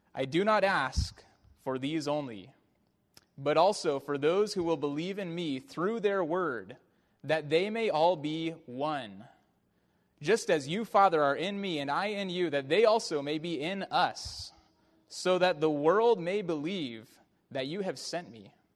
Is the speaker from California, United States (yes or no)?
yes; Bay Area, California, United States; growing up in the Bay Area watching Barry Bonds